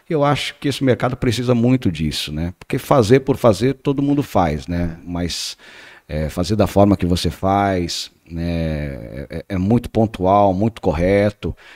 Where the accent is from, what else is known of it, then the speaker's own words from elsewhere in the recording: Paraná, Brazil; moved away; eu que sou do Paraná, que vim do Paraná, é, é encontrei um, uma nova família aqui também